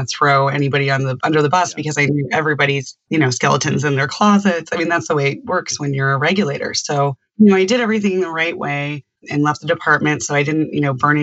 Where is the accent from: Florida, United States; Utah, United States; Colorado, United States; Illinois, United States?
Colorado, United States; I grew up in Colorado. I'm a Colorado native.